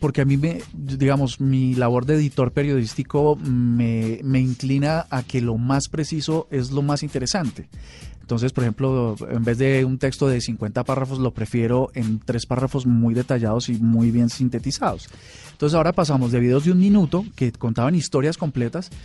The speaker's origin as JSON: {"language": "Spanish", "country": "Colombia", "said": "como colombianos"}